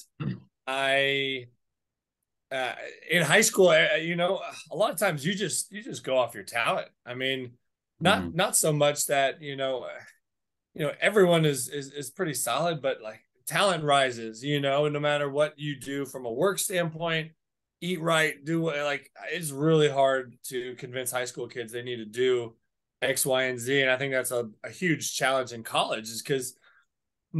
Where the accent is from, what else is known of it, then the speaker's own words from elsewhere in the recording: South Florida, United States; moved away; I'm from South Florida.